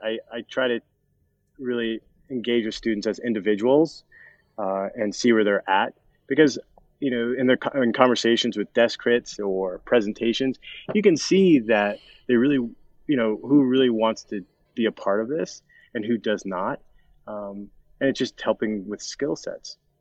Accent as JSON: {"language": "English", "region": "Colorado", "country": "United States", "tie": "born or raised there", "said": "I was born and raised in Colorado"}